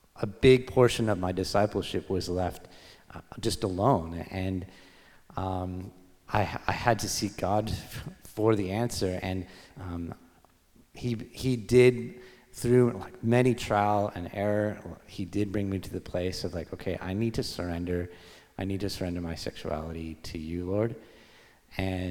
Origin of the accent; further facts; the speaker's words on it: Victoria, British Columbia, Canada; I was born in Victoria, BC on Vancouver Island.